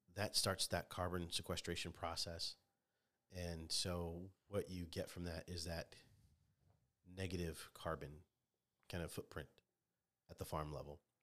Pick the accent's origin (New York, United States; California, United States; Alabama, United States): California, United States; Orange; moved away as an adult; now in Indiana, United States; born and raised in Orange of Orange County, which is Southern California